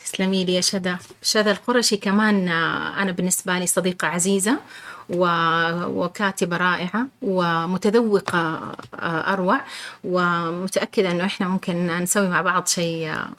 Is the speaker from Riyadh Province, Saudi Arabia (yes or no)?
yes; Riyadh, Riyadh Province, Saudi Arabia; انا مولوده بالرياض